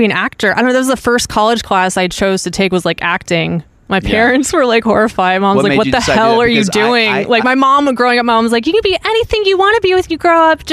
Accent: Alexandria, Virginia, United States; moved away; We grew up in the same area

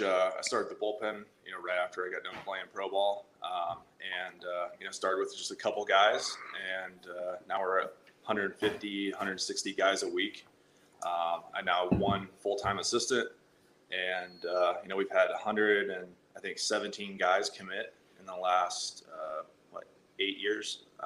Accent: Indiana, United States; Indiana. Yeah, middle of nowhere, one of those small towns you just kind of like keep driving through

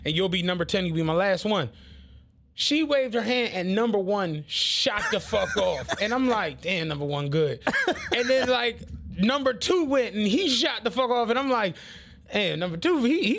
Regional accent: Philadelphia, Pennsylvania, United States; I'm from Philly

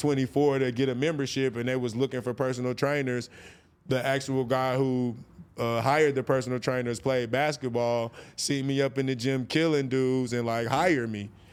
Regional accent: North Carolina, United States; moved away as an adult; now in California, United States; I moved to California from, I'm from North Carolina

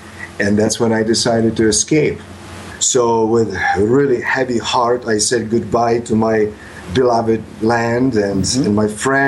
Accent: Poland; English is a second language; moved away as an adult; now in United States; You know, I grew up in communist Poland, but when I grew up in Poland, it was still Cold War.

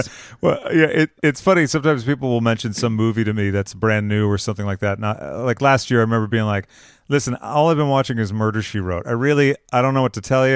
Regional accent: Massachusetts, United States; now in California, United States; I'm originally from Massachusetts

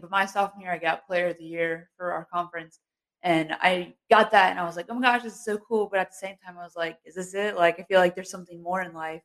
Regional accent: Cincinnati, Ohio, United States; moved away as an adult; now in Moorhead, United States; I grew up in a small town church back in Cincinnati.

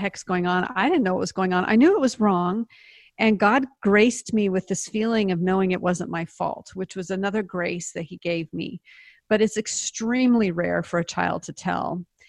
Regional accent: Seattle, Washington, United States; moved away as an adult; also born or lived in Palestine, Texas / Nice, France; now in Dallas, United States; I'm from the Pacific Northwest, Seattle.

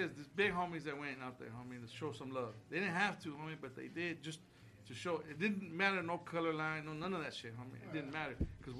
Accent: Los Angeles, California, United States; now in Oceanside, United States; I've been here 25 years. You know what I mean? I'm originally from South Central L.A.

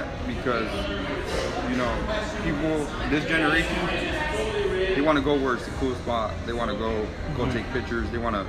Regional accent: Long Beach, California, United States; moved away as an adult; now in Orange County, United States; Yeah, I was born and raised in Long Beach. I was born in Long Beach Memorial Hospital.

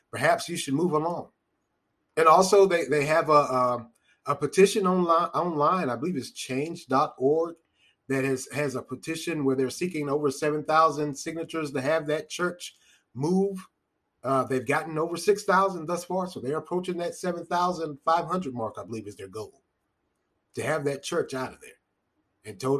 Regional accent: North Carolina, United States; I'm, I, I'm from North Carolina. I love barbecue. I just do.

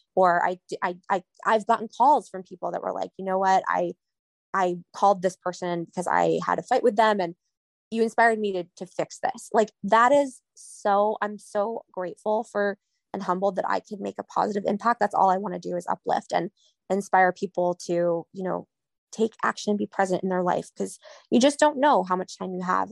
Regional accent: New England, United States; I'm from New England

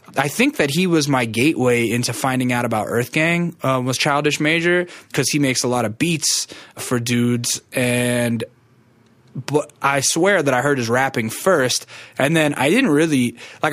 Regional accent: Alaska, United States; moved away; I'm from Alaska.

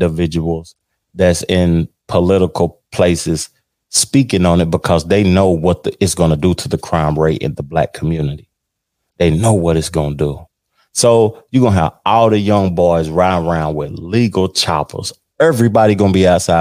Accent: Tennessee, United States; moved away; my home state of Tennessee

